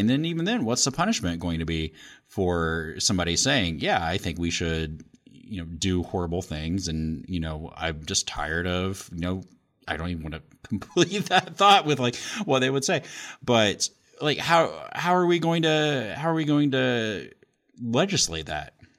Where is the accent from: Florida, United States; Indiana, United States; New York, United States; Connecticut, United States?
Indiana, United States; born or raised there